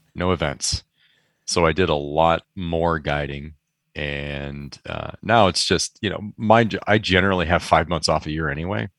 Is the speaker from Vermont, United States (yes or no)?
no; Michigan, United States; moved away as an adult; also born or lived in Chicago; now in San Francisco Bay Area, United States; I grew up in Michigan for I think still most of my life, or maybe it's about even now, twenty-some years in Michigan